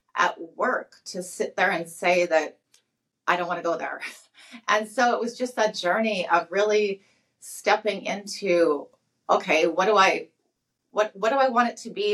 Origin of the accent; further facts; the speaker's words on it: St. Albert, Alberta, Canada; I was born and raised in St. Albert, Alberta. So I'm a Alberta girl